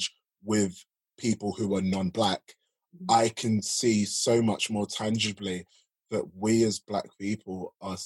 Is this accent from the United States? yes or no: no; London, United Kingdom; I grew up in South London. I grew up in Woolwich specifically